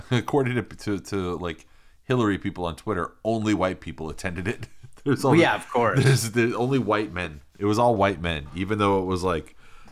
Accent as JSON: {"language": "English", "town": "Brisbane", "region": "Queensland", "country": "Australia", "said": "I'm from Brisbane, Australia."}